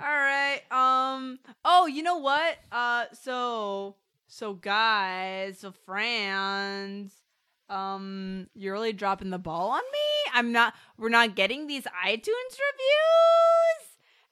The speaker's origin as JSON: {"language": "English", "country": "United States", "said": "I'm American."}